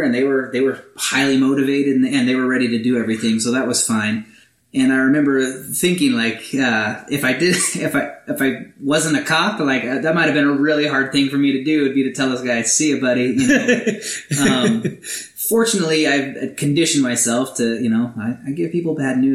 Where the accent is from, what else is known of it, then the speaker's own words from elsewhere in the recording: Alaska, United States; moved away as an adult; also born or lived in Azusa, California; now in Escondido, United States; I am from Alaska